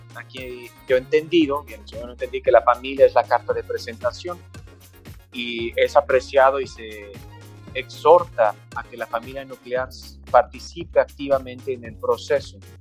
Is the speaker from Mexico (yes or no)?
yes; Mexico; aunque soy mexicano y tengo elementos culturales mexicanos